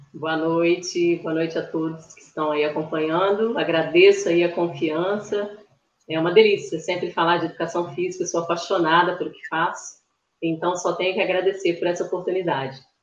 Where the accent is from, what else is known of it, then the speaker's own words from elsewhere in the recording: Espírito Santo, Brazil; moro aqui no Espírito Santo, sou capixaba da Gema